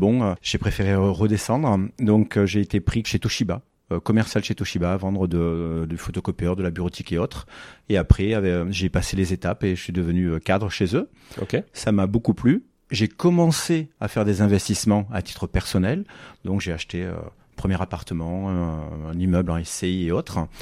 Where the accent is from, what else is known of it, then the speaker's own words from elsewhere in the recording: Figeac, Occitania, France; also born or lived in Toulouse; je suis né à Figeac